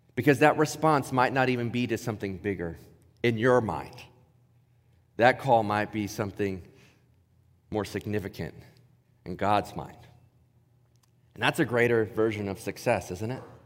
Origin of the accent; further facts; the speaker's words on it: Ohio, United States; moved away; growing up in Ohio